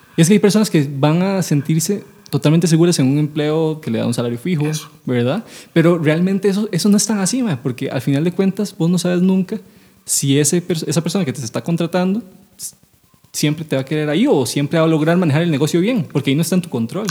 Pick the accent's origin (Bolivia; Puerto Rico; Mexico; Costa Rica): Costa Rica; San José; nosotros somos de San José